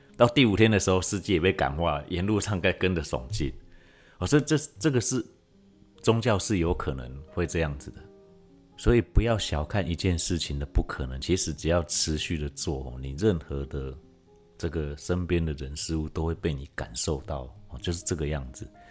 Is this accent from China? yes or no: no; Taiwan; 在我们台湾这边